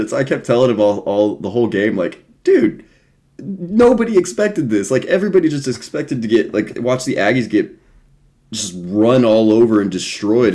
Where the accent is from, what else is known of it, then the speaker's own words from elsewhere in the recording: Houston, Texas, United States; we're from Houston, so, like, Astros fans here